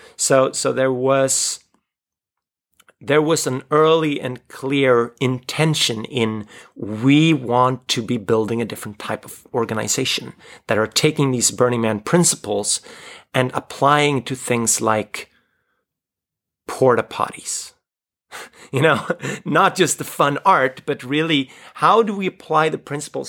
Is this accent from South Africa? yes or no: no; Sweden; I grew up in the Swedish live role-playing community